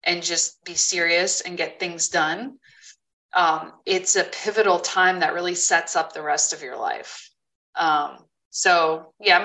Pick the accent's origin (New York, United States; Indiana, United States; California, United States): New York, United States; Poughkeepsie; I'm Poughkeepsie